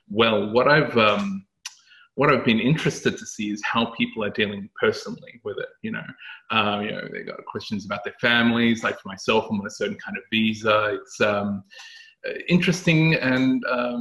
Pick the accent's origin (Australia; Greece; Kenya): Australia; moved away as an adult; now in London, United Kingdom; I come from Australia, where I worked for public and private sector organizations around policy, risk and compliance. And I've come to London